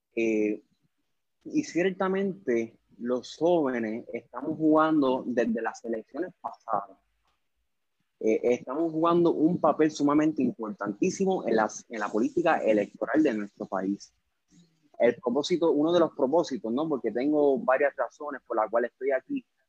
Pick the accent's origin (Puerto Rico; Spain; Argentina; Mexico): Puerto Rico; cuando los puertorriqueños nos vamos de, nuestra patria, lo primero que nosotros hacemos es identificarnos como puertorriqueños